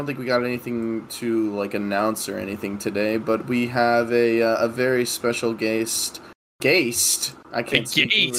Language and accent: English; United States; I'm just an ignorant American